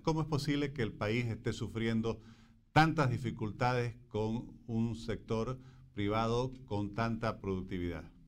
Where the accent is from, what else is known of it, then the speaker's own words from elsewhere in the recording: Bolivia; como bolivianos y en general como latinoamericanos